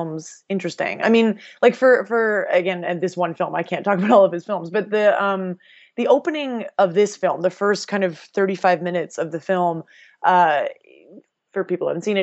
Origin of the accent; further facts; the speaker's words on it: Canada; as a Canadian